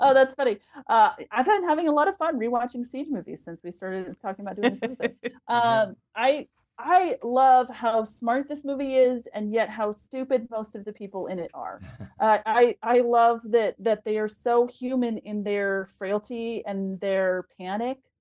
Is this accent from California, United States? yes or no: no; San Antonio, Texas, United States; I grew up in San Antonio